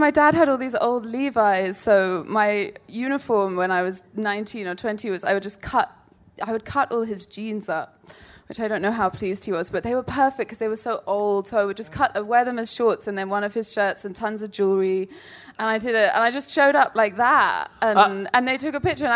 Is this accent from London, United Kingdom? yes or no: yes; London, United Kingdom; I'm from South London.